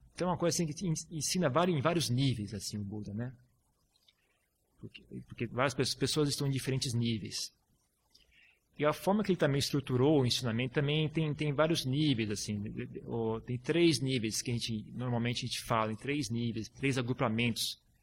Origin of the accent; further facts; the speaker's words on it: Brazil; moved away; eu estou muito tempo fora do Brasil, 10 anos. E meu português também, agora até que tá legal